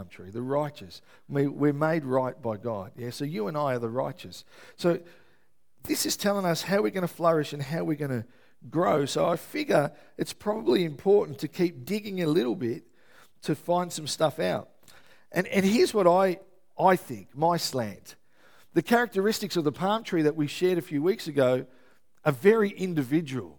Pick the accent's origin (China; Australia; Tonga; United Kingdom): Australia; Melbourne, Victoria; moved away; I'm from Melbourne originally